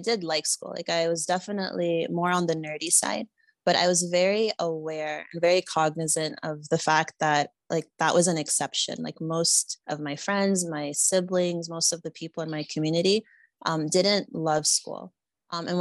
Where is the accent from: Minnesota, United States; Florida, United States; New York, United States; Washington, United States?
Florida, United States; moved away as an adult; also born or lived in Nigeria; I was born and raised in the United States in the state of Florida